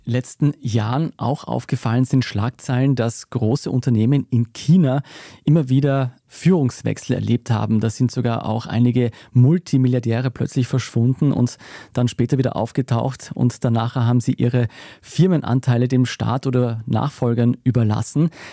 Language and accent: German; Austria; bei uns in Österreich